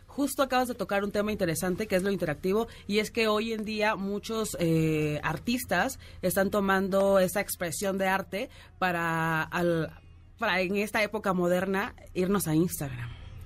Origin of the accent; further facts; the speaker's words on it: Oaxaca, Mexico; soy de Oaxaca